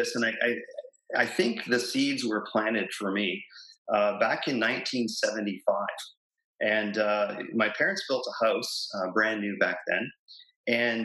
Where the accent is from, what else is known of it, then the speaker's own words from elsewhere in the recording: Plattsville, Ontario, Canada; also born or lived in New Hamburg; I grew up in a little town called Plattsville, which is a small little agricultural town just outside of Kitchener-Waterloo